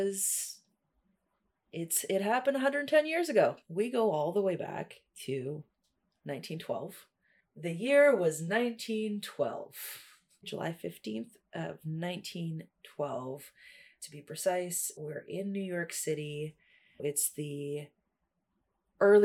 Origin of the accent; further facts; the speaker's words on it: Toronto, Ontario, Canada; also born or lived in Russia; I am in Toronto, originally an immigrant kid from Russia, moved here in 97 and have lived in Toronto all of my life